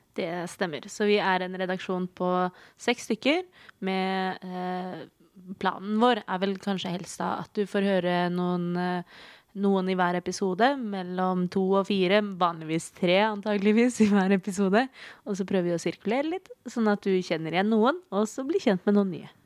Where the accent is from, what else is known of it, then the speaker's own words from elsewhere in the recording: Oslo, Norway; jeg er født og oppvokst i Oslo